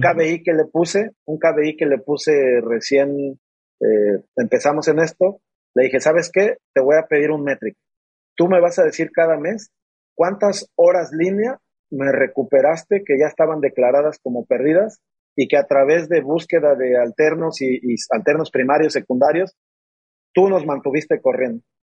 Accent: Mexico City, Mexico; moved away as an adult; now in Monterrey, Mexico; Soy originario y nací y me crié durante mis primeros veintitantos años en la Ciudad de México

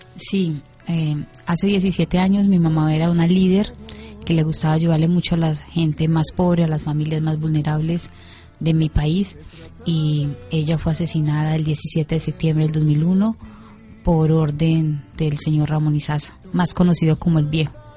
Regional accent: Colombia; yo vengo desde Colombia

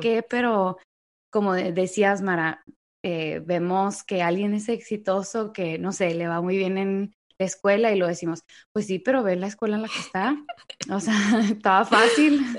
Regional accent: Mexico; now in United States; somos así los mexicanos

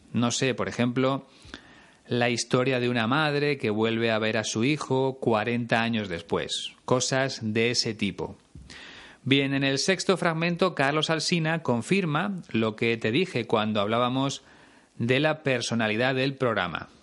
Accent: Spain

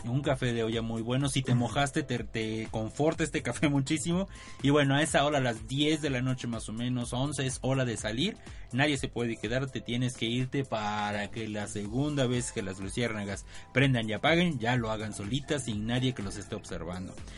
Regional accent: Mexico; No tomábamos cerveza en México, no tomábamos vino, ni coñac, ni nada

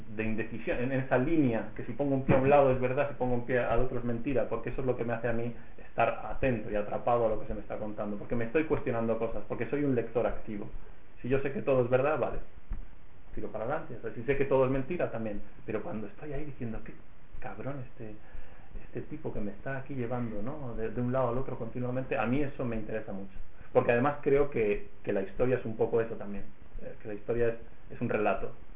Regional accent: Reus, Catalonia, Spain; en Reus, que es mi ciudad natal

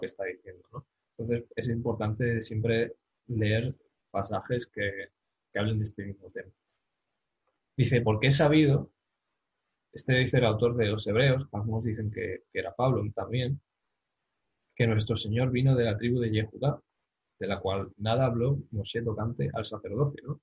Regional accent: Spain; yo siendo español

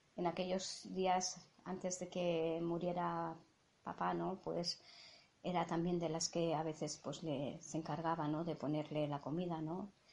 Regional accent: Catalonia, Spain; first language Catalan; Spanish is a second language; nosotras somos catalanas

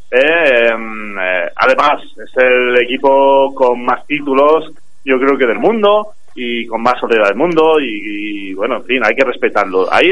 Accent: Granada, Andalusia, Spain

